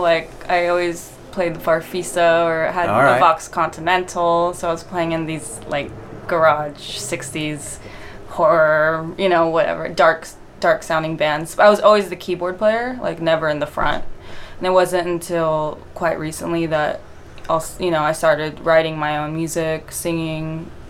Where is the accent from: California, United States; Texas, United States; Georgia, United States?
California, United States; San Dimas; I grew up in San Dimas, actually. So that's about half hour east towards the desert.